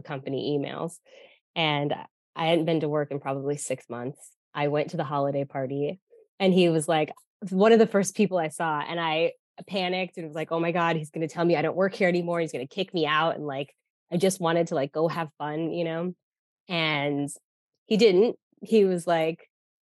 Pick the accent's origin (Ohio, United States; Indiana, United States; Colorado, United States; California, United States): Colorado, United States; Denver; moved away as an adult; also born or lived in New York; I'm from Denver, Colorado.